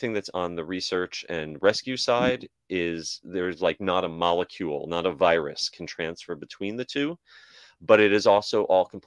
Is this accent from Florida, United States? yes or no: no; around New York City, United States; moved away; I grew up around New York City